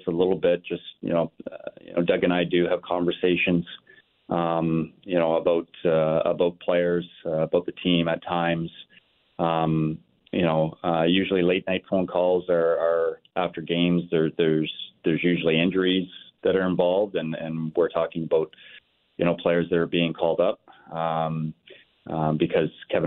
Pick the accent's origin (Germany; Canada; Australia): Canada; Northern Ontario; now in St. Louis, United States; I grew up in Northern Ontario playing hockey